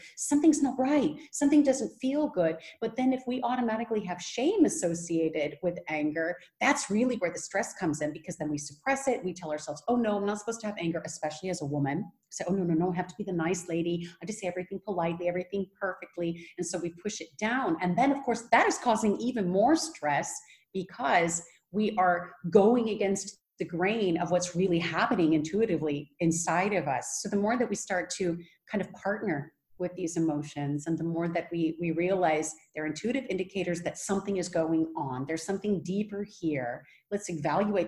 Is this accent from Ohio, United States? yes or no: no; California, United States; now in Netherlands; I'm originally from California.